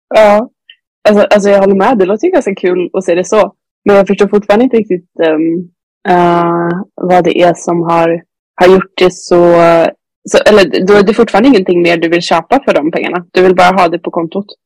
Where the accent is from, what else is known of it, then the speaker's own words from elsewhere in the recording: Sweden; hemma i Sverige